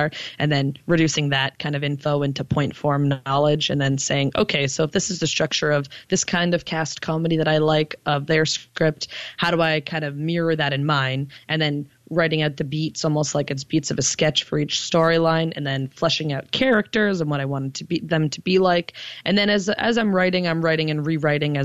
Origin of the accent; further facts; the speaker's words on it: Toronto, Ontario, Canada; also born or lived in Montreal; even though I'm from Toronto, I kind of came up in Montreal because that's where I was doing a lot of my comedy. When I moved back to Toronto